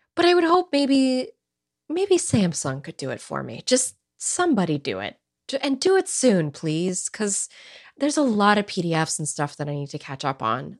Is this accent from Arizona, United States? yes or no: no; California, United States; I'm born and raised in California. I've never lived anywhere else in my life